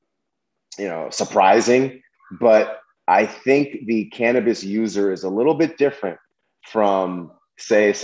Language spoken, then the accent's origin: English; Berkeley, California, United States; growing up in Berkeley, I remember when I was Berkeley, California, I was offered a joint when I was, I think, second grade, third grade